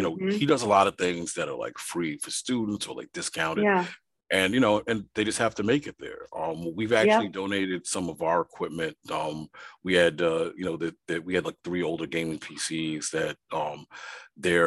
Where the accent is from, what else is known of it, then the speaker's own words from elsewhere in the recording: New York City, New York, United States; I grew up in Brooklyn, New York